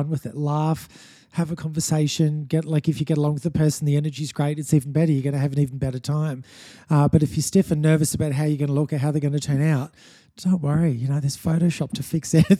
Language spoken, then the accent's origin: English; Sunshine Coast, Queensland, Australia; also born or lived in Sydney; I grew up on the Sunshine Coast, born in Sydney, raised on the Sunshine Coast from the age of 5 or 6.